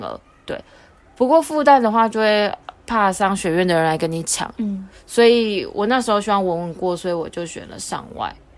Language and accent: Chinese; Taoyuan, Taiwan; 我桃园人